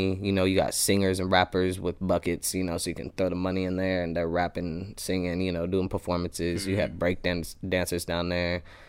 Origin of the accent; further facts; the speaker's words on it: Des Moines, Iowa, United States; also born or lived in Phoenix, Arizona / Las Vegas, Nevada; Yeah, I was born in Iowa, basically raised in Iowa. I moved to Phoenix, Arizona when I was around 13 and lived there for like half a year and then moved back.